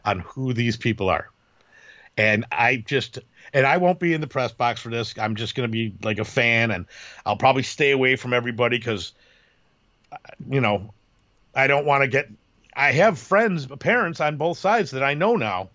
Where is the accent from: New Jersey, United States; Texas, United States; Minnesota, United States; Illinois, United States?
Illinois, United States; Chicago; moved away as an adult; now in Carmel, United States; I'm from Chicago.